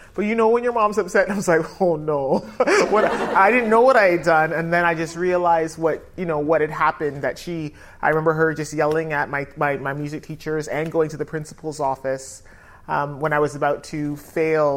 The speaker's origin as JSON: {"language": "English", "town": "Toronto", "region": "Ontario", "country": "Canada", "tie": "born or raised there", "also_born_or_lived": "North London, United Kingdom", "moved": "as an adult", "lives_now": "London, United Kingdom", "said": "just to explain my accent, I was born here in North London, but then raised in Canada, in Toronto. And I came back here 15 years ago"}